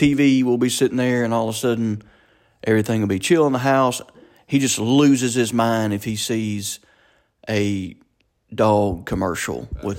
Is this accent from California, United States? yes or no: no; Ackerman, Mississippi, United States; we wound up in Ackerman, which it was good. There's a lot of good people there, and it's what we call home.